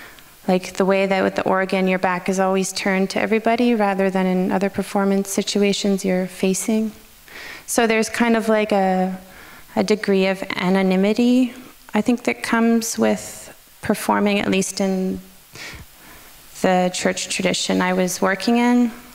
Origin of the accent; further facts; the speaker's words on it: Canada; Yeah, I guess that's maybe where I'm Canadian.